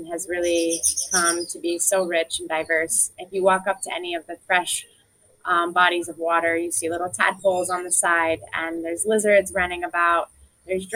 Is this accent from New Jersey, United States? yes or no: yes; New Jersey, United States; now in Barbados; where I grew up in New Jersey